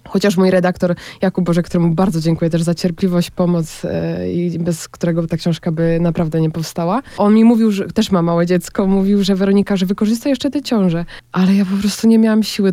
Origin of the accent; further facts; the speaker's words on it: Poland; moved away; dla którego uciekłam z Polski